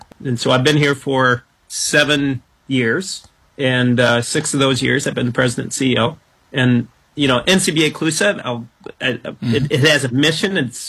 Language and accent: English; Dubuque County, Iowa, United States; on a farm in Iowa where I grew up. I grew up in Dubuque County, Iowa